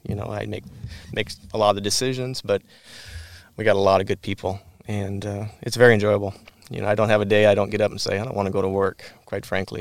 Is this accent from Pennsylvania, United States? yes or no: no; Whatcom County, Washington, United States; the kid from Whatcom County that didn't grow up on a farm